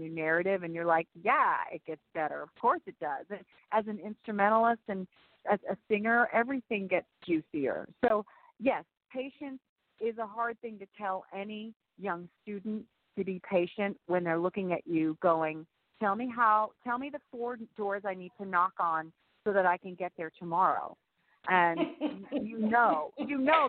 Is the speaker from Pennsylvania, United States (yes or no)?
no; Arizona, United States; also born or lived in Massachusetts; now in New York City, United States; I was raised in Arizona